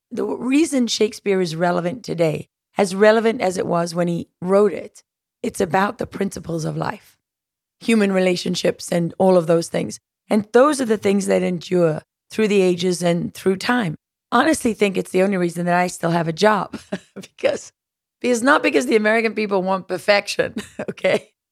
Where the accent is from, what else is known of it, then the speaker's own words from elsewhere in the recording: South Africa; moved away; growing up in South Africa